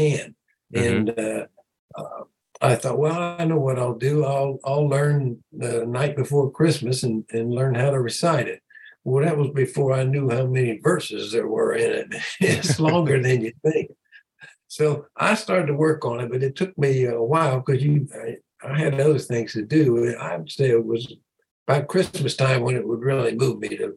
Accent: London, Ohio, United States; I was a small town, London, Ohio, and really nobody had anything

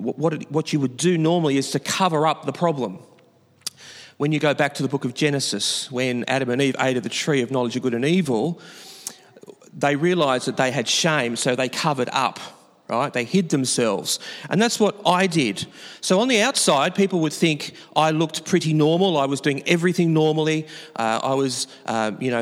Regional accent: Newcastle, New South Wales, Australia; I come from Newcastle, which is the capital of New South Wales, above a little city called Sydney.

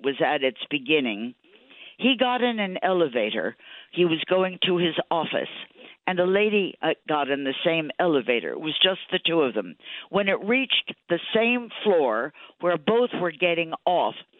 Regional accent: New York City, New York, United States; I was a New Yorker.

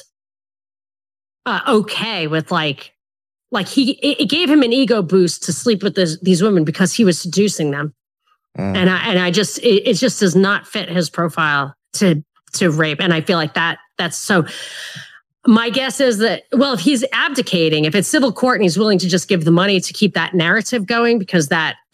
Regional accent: New York, United States; as a New Yorker

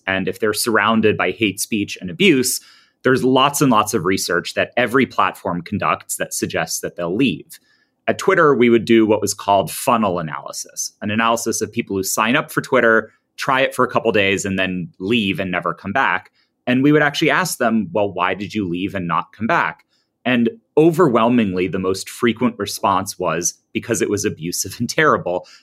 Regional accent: United States; I'm an American. I tend to view these things through a pretty American lens

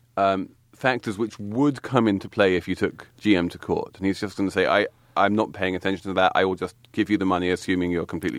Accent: England, United Kingdom; now in New York, United States; I'm English

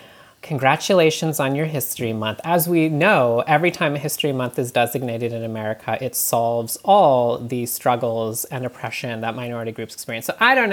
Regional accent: Canada; moved away; also born or lived in New England; I'm from Canada where I grew up

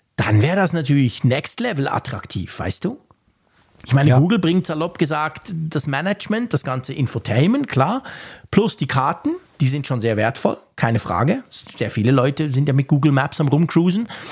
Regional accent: Switzerland; für uns als Schweizer, wo ja sowieso alles schweineteuer ist

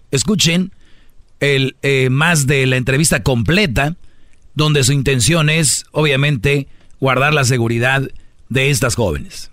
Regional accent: Mexico; Yo soy mexicano

